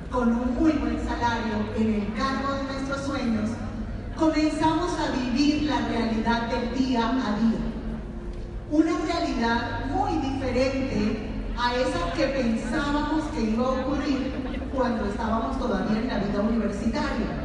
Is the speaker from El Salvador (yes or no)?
no; San Cristóbal, Táchira, Venezuela; Y me tuve que quedar en mi ciudad natal, que es San Cristóbal, Estado Táchira, estudiando en la Universidad Católica Contaduría Pública.